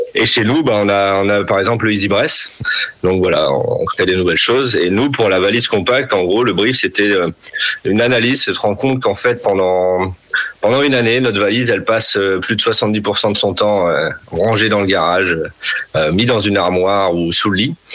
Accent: Nord, Hauts-de-France, France; Je suis natif du Nord

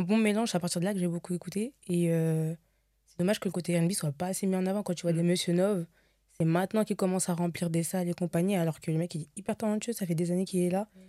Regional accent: Seine-et-Marne, Île-de-France, France; je viens de Montreux, du coup, ouais. dans le 77

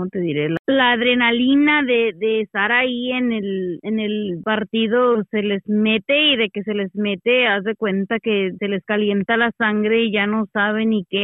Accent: Mexico; Así que los mexicanos tenemos fama

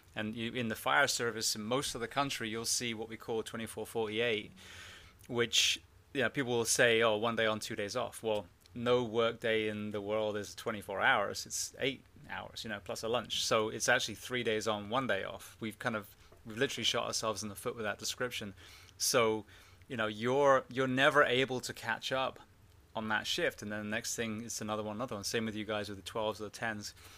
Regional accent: England, United Kingdom; also born or lived in Orlando / Miami area / California; now in United States; I'm from England originally

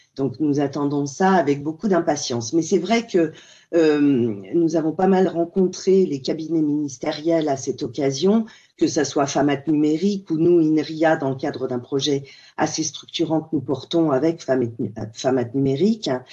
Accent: France; chez nous en France

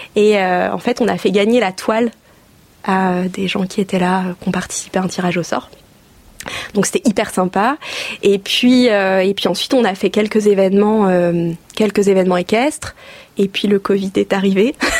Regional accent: Oise, Hauts-de-France, France; moved away as an adult; also born or lived in Angers area, Maine-et-Loire; now in Le Lion-d'Angers, France; je suis originaire de l'Oise. J'y ai passé toute, euh, toute mon enfance, mon adolescence

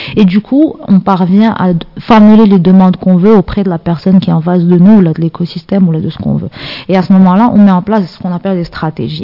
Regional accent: Casablanca, Casablanca-Settat, Morocco; j'ai grandi à Casa, euh, dans une famille, on va dire, normale

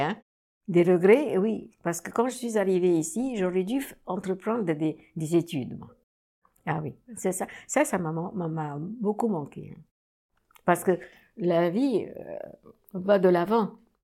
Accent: Cairo, Cairo Governorate, Egypt; moved away as an adult; now in Paris, France; je suis née euh, au Caire, en Égypte

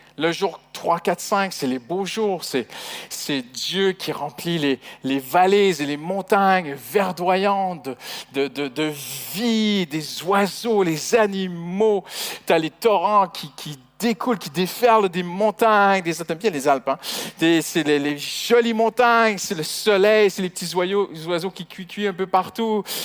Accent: Canada; moved away as an adult; je suis, étranger, hein, je suis canadien d'origine. Et au début, avec notre accent, c'était pas facile

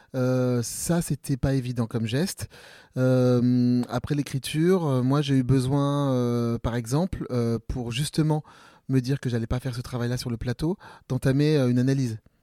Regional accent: Ambazac, Nouvelle-Aquitaine, France; also born or lived in Bellac; mon entrée au théâtre, c'était une prof de grec le mercredi après-midi euh, dans mon collège à Ambazac, euh, vraiment dans, dans, le fin fond du Limousin

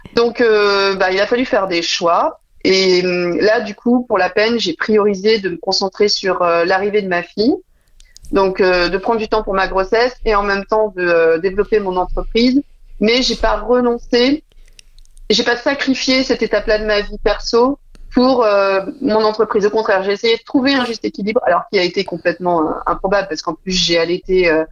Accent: Dijon, Bourgogne-Franche-Comté, France; also born or lived in Paris; now in La Rochelle, France; je suis originaire de Dijon, j'y tiens parce que la Bourgogne, c'est une zone très, très chère à mon cœur

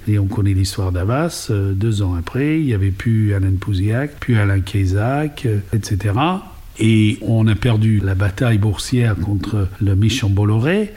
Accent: England, United Kingdom; French is a second language; moved away as an adult; now in France; je suis britannique, maman d'origine irlandaise, donc un petit mélange d'anglo-saxon et de celte

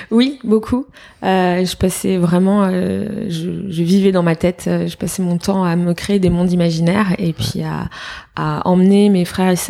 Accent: Fontainebleau, Île-de-France, France; also born or lived in Paris; J'ai grandi à Fontainebleau. Ok. Je suis née à Paris et je suis revenue habiter à Paris euh, pour mes études.

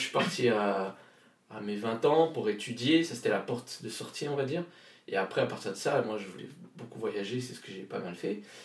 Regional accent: Réunion; moved away; Je viens de je viens de la Réunion donc je viens du Nil. c'est là où j'ai grandi où je suis né

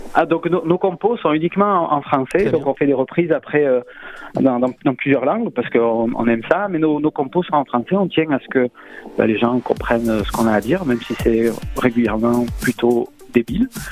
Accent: Marseille, Provence-Alpes-Côte d'Azur, France; accent: marseillais; j'ai l'accent marseillais

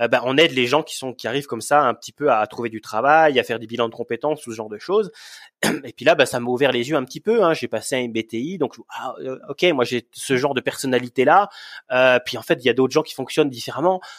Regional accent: Yukon, Canada; Euh, et en plus, je venais de bon, du Yukon et j'avais envie de retourner au Yukon.

